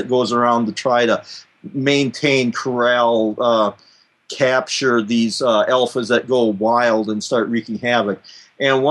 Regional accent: South Dakota, United States; South Dakota, my home state here

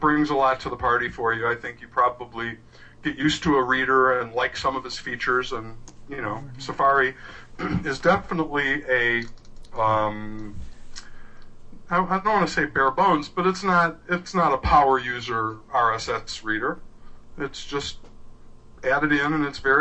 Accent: Texas, United States; I'm from Texas

